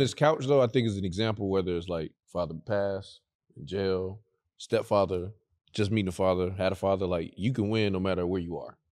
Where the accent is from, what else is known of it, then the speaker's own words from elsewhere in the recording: Fort Lauderdale, Florida, United States; Florida, Fort Lauderdale.